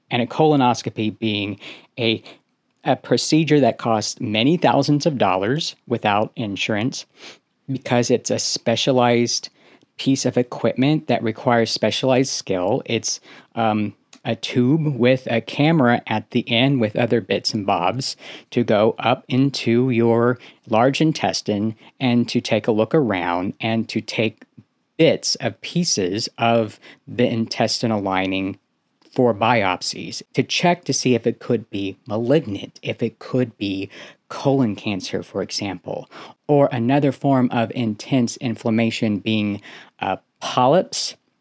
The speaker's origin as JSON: {"language": "English", "town": "Houston", "region": "Texas", "country": "United States", "tie": "born or raised there", "also_born_or_lived": "Seattle", "moved": "as an adult", "said": "I ended up moving away from, uh, my hometown to Seattle, across the country from where I'm originally from, from Houston, Texas"}